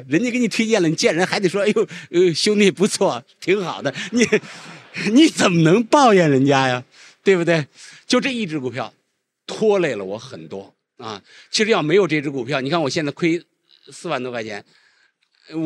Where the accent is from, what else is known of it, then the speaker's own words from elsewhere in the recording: China; 作为一个中国人，我觉得别无选择。